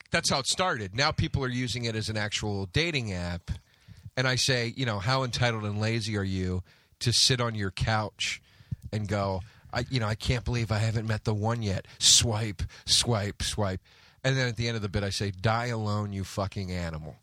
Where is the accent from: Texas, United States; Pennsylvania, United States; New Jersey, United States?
New Jersey, United States; I grew up basically in Jersey